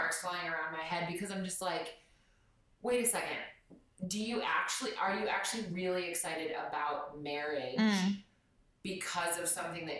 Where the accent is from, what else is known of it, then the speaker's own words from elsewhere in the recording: United States; moved away; where I grew up in the States